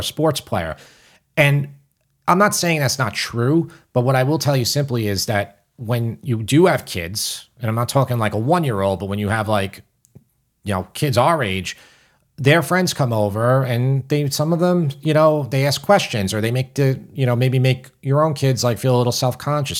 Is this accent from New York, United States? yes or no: yes; New York City, New York, United States; accent: New York